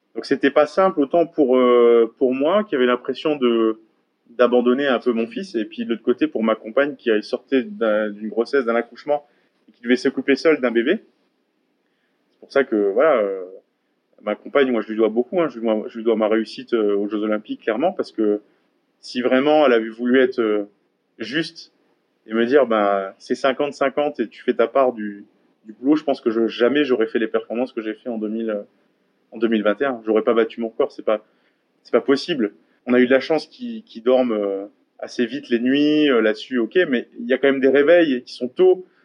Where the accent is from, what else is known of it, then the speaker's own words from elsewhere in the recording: Gandrange, Grand Est, France; also born or lived in Hayange; j'ai été à l'école à Gandrange, j'ai fait du sport à Gandrange, j'ai grandi à Gandrange.